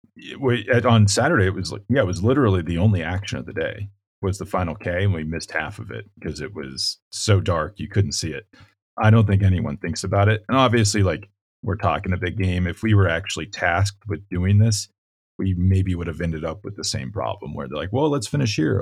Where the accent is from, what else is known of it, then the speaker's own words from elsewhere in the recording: Colorado, United States; my home state